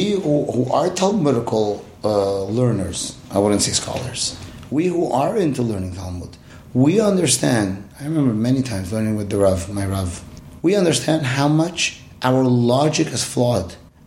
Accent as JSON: {"language": "English", "country": "Iran", "tie": "born or raised there", "moved": "yes", "said": "When I grew up in Iran"}